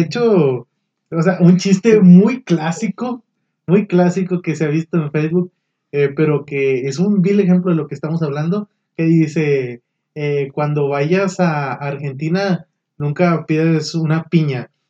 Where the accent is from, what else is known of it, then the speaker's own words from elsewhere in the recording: Monclova, Coahuila, Mexico; moved away as an adult; now in Saltillo, Mexico; yo soy de Monclova, tengo aquí ya siete años aquí en Saltillo